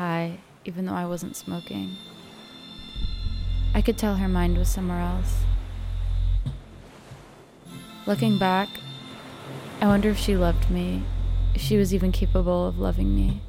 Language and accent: English; Avalon, California, United States; moved away as an adult; my hometown, Catalina Island in California